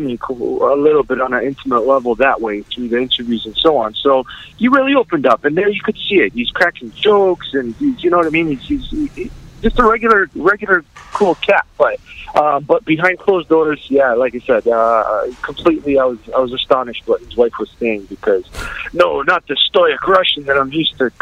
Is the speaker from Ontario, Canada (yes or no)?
yes; London, Ontario, Canada; London, Ontario, my hometown